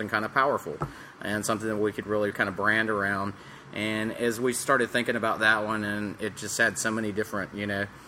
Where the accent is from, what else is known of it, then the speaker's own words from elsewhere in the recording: Atlanta, Georgia, United States; moved away; also born or lived in Boulder, Colorado / Boone, North Carolina; I'm originally from Atlanta, Georgia